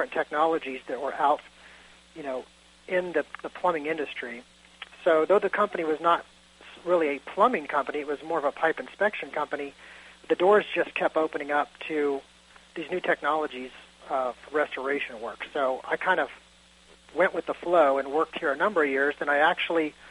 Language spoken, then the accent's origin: English; Kansas, United States; moved away as an adult; now in Florida, United States; I grew up in Kansas